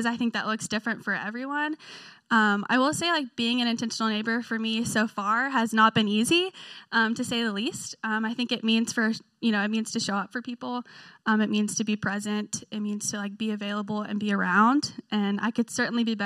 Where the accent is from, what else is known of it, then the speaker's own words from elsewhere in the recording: Memphis, Tennessee, United States; moved away as an adult; now in Knoxville, United States; I'm originally from Memphis, Tennessee. That's where I grew up.